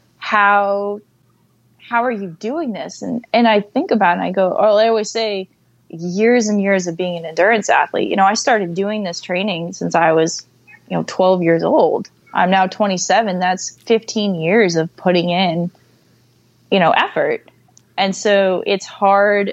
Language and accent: English; Vermont, United States; We're both from Vermont